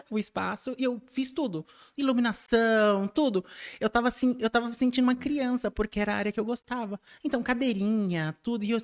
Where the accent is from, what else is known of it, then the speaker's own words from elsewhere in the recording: São Paulo, Brazil; Eu sou, nasci em São Paulo, nasci